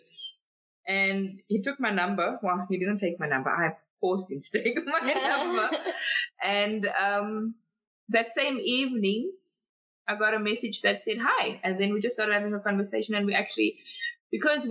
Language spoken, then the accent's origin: English; Cape Town, Western Cape, South Africa; now in Gauteng, South Africa; I'm originally from Cape Town